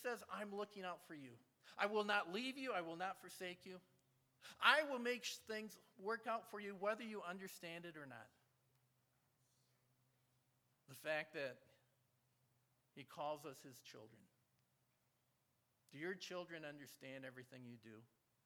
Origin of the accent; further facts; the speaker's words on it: Michigan, United States; I'm from Michigan